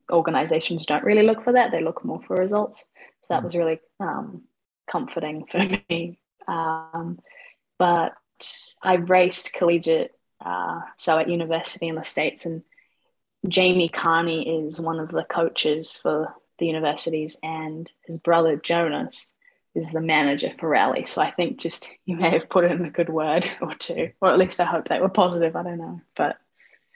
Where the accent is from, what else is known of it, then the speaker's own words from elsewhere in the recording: Auckland, New Zealand; I am 23 from Auckland, New Zealand